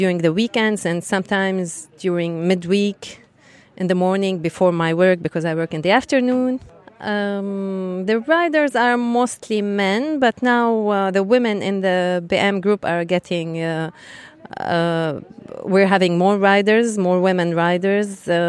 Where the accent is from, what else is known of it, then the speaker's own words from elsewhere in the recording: Beirut, Beirut Governorate, Lebanon; English is a second language; I'm from Lebanon, Beirut. And I ride a 1250 GS HP. We have lots of mountains in Beirut, so we do lots of off-road.